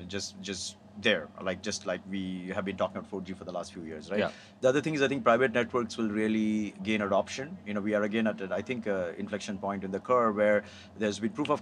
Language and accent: English; India; now in United States; I grew up in India